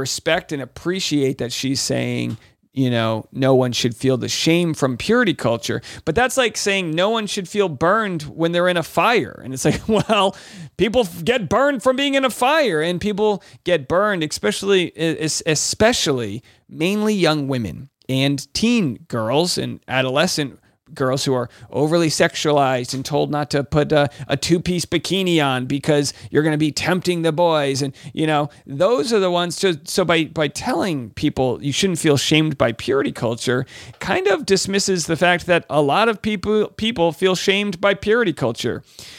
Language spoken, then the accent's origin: English; Rhode Island, United States; And of course, Jared from my home state of Rhode Island and Providence Plantations.